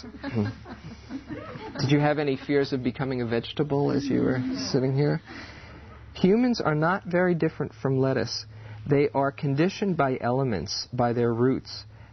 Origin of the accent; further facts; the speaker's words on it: New York, United States; I grew up in New York. I'm a New Yorker